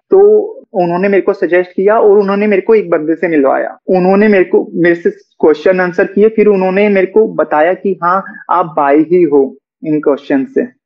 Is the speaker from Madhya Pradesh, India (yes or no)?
no; Haryana, India; हरियाणा से होके खुद को एक्सेप्ट करना बहुत बड़ी बात है मेरे लिए बहुत डिफिकल्ट रहा है